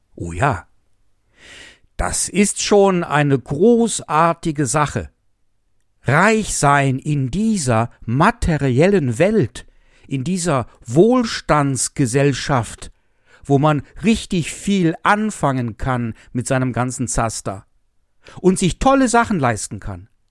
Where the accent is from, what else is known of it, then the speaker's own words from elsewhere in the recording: Essen, North Rhine-Westphalia, Germany; now in Westerwald, Germany; Ich komme aus der Stadt, aus der Stadt Essen.